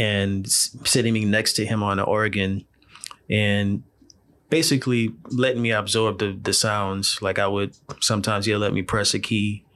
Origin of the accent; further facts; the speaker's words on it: New Orleans, Louisiana, United States; I'm originally born and raised in New Orleans, uh, Louisiana.